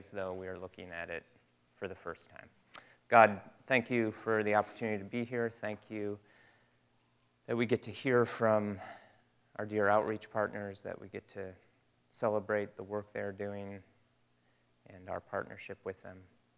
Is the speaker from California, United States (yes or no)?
no; Michigan, United States; I'm from Michigan